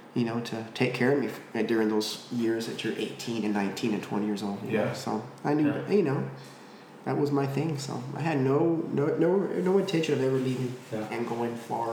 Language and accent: English; Marfa, Texas, United States; also born or lived in Abilene, Texas; growing up in Marfa, I was never around the oil field or anything like that. I always make a joke that I come from a long line of non-oil field workers. Because being from Marfa, there's no oil field activity there.